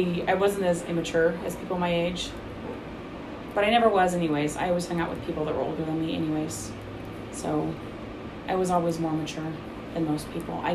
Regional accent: Oregon, United States; now in Utah, United States; I'm from Oregon. Moved here in 99.

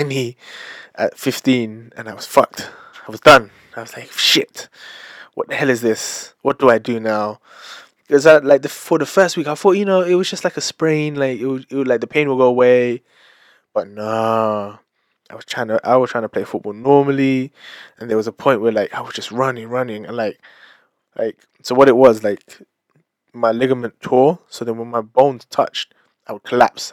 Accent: London, United Kingdom; I am British Filipino, born and raised in London.

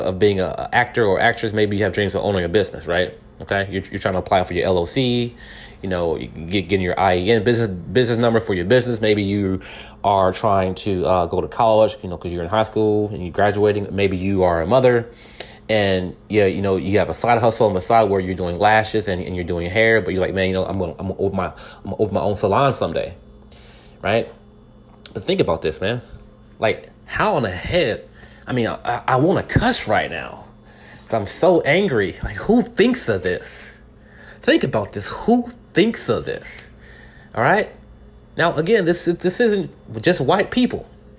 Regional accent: California, United States; now in Texas, United States; I'm in Texas right now. All right? I was born in California.

